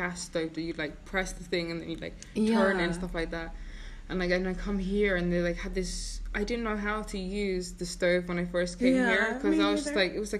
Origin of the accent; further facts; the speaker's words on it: England, United Kingdom; now in Iceland; because growing up in England